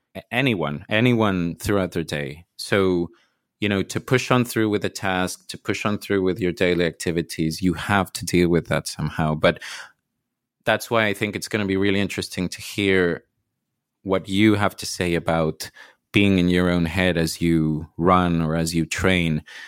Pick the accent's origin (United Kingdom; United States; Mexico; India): Mexico; I'm from Mexico